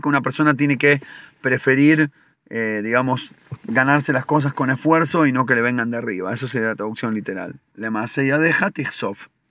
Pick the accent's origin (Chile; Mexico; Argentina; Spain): Argentina; nosotros de chico de chicos en Argentina